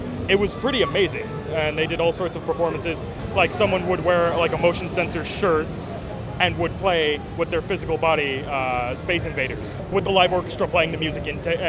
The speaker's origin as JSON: {"language": "English", "town": "Ventura", "region": "California", "country": "United States", "said": "I'm from the same place."}